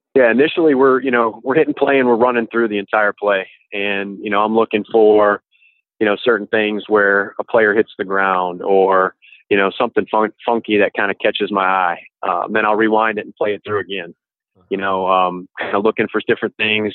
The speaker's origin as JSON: {"language": "English", "town": "Grand Rapids", "region": "Michigan", "country": "United States", "moved": "yes", "lives_now": "Mandeville, United States", "said": "I am from Grand Rapids, Michigan, originally."}